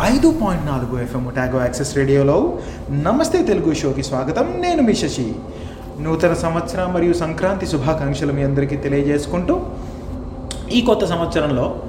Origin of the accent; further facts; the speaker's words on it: India; now in New Zealand; నేను ఒక భారతీయుడిగా వేరే దేశాల్లో ఉంటూ